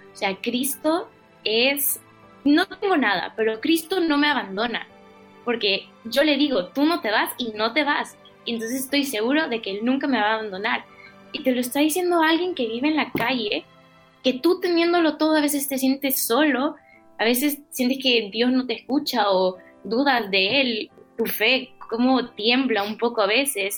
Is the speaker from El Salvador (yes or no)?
yes; El Salvador; moved away as an adult; now in Madrid, Spain; soy salvadoreña, como ya lo dijiste. Llevo aquí viviendo desde septiembre